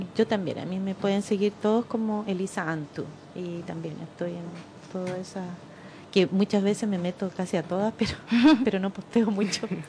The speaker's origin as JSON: {"language": "Spanish", "country": "Chile", "said": "somos apocados los chilenos"}